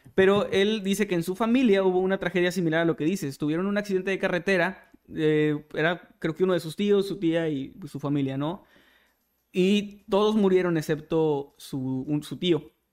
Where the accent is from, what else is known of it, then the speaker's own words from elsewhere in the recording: Mexico; nosotros como mexicanos